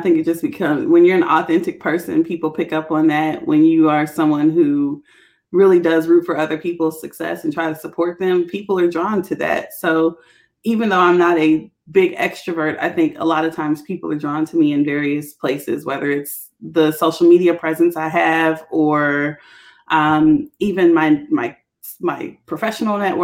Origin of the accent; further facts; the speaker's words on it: Washington, District of Columbia, United States; also born or lived in Cincinnati, Ohio; DC, that's my hometown